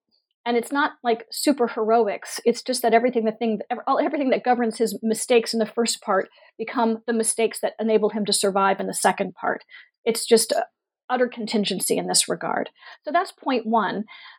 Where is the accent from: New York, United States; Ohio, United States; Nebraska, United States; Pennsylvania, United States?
Pennsylvania, United States; Pittsburgh; I grew up in Pittsburgh, Pennsylvania. I presumed we were a targeted city